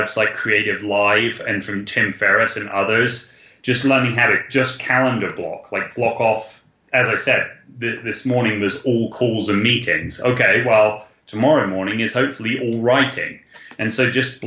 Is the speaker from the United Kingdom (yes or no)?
yes; United Kingdom; we're British